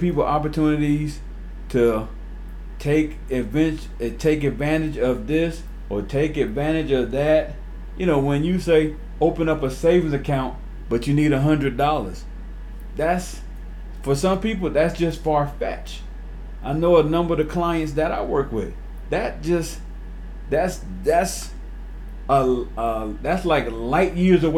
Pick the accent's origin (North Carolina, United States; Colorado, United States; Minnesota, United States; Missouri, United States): North Carolina, United States; Winston-Salem; growing up in Winston-Salem, North Carolina, I lived in a housing authority, city housing, called Cherry View Manor